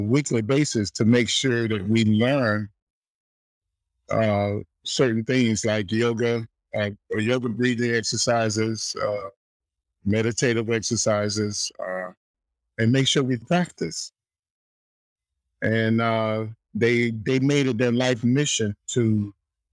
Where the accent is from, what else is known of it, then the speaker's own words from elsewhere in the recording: South Florida, United States; I grew up in South Florida